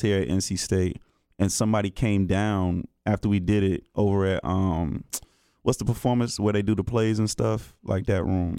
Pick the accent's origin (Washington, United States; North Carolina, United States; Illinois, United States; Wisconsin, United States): North Carolina, United States; Greensboro; from Greensboro originally